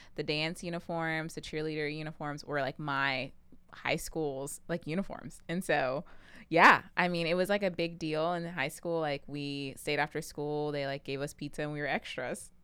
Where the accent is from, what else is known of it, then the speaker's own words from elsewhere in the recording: Pflugerville, Texas, United States; moved away; also born or lived in Tennessee; I am originally from Pflugerville, Texas